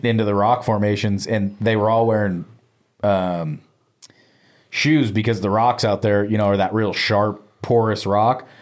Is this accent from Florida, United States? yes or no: no; Soldier Meadows, Nevada, United States; I grew up on the Soldiers Meadow side